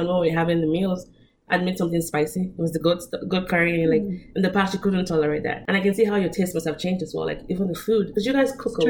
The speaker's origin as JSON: {"language": "English", "country": "Nigeria", "lives_now": "United States", "said": "So as you know, I'm Nigerian, I speak Korean, and I'm living in America. I've been living there 7 years now."}